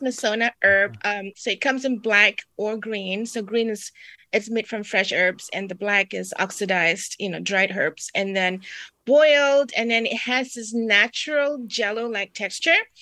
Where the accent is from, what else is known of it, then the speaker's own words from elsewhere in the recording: Singapore; moved away; I'm from Singapore